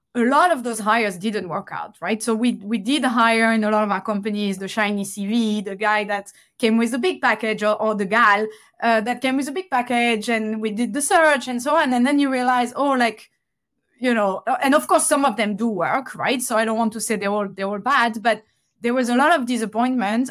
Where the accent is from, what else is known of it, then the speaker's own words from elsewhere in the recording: Toulouse, Occitania, France; moved away; back in France, back in Toulouse, my, my hometown